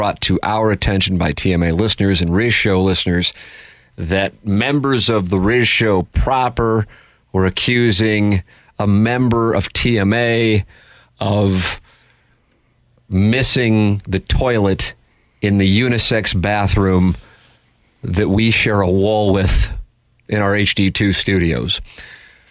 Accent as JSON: {"language": "English", "town": "St. Louis", "region": "Missouri", "country": "United States", "tie": "born or raised there", "said": "the way I was raised in South St. Louis."}